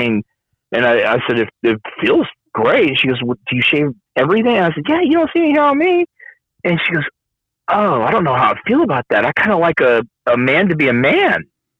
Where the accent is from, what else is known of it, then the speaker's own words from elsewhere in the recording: Ireland; I'm not a hairy guy. I'm Irish. I'm not a hairy guy.